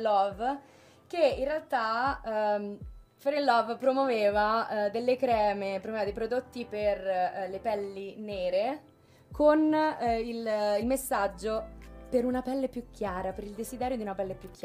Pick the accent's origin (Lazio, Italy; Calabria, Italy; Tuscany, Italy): Lazio, Italy; Rome; moved away as an adult; also born or lived in London; Nata, cresciuta a Roma